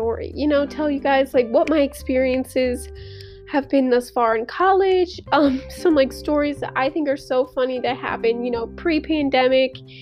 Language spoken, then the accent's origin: English; St. Louis, Missouri, United States; moved away as an adult; now in Mississippi, United States; I'm from St. Louis